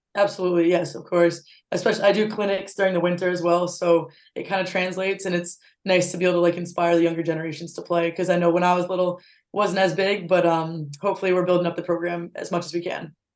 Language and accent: English; North Attleborough, Massachusetts, United States; it's my hometown, so back in North Attleboro.